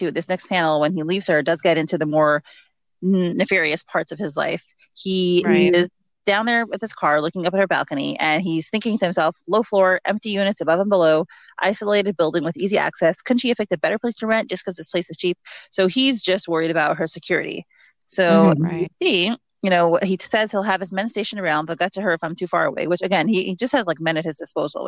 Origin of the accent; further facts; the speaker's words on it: New York, United States; moved away as an adult; now in New Jersey, United States; I live in New Jersey, and I mean, I grew up in New York